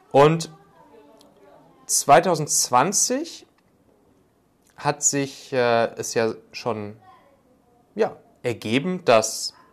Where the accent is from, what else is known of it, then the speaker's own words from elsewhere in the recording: North Rhine-Westphalia, Germany; Ich komme ja ursprünglich so aus der Kölner Gegend.